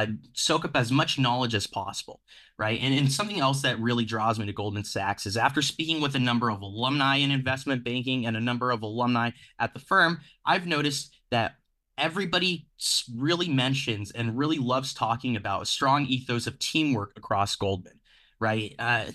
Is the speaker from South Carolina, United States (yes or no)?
no; Phoenix, Arizona, United States; So I grew up in Phoenix, Arizona. When I was deciding where to go to college, really, I come from a working class background